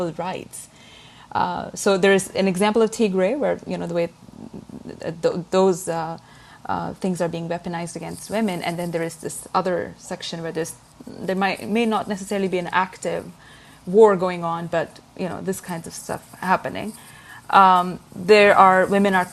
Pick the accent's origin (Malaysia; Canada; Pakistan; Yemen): Pakistan; I am from Pakistan